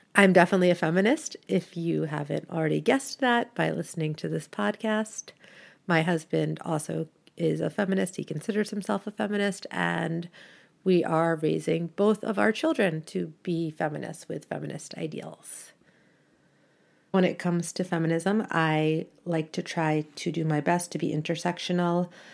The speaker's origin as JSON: {"language": "English", "country": "United States", "also_born_or_lived": "Canada", "moved": "as an adult", "lives_now": "Brussels, Belgium", "said": "I live in Brussels, Belgium, but I am originally American and I am also Canadian by marriage."}